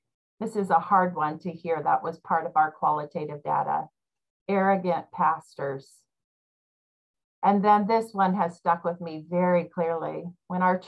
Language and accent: English; Iowa, United States; I grew up in Iowa